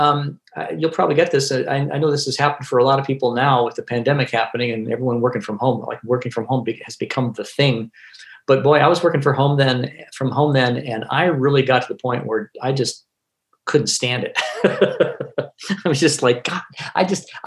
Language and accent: English; Northern California, United States; moved away as an adult; also born or lived in Seattle / Milwaukee, Wisconsin; I grew up in Northern California